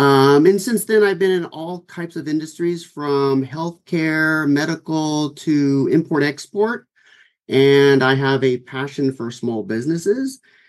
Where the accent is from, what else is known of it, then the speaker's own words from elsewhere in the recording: Orange County, California, United States; also born or lived in Los Angeles, California; I was born in LA, which is about 45 minutes also from here. But I was raised in Orange County. So I spent my entire life, I'm native Californian, Southern California